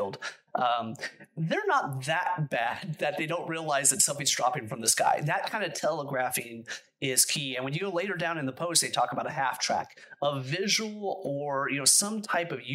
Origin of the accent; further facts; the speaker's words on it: United States; I'm an American. I'm an unapologetic American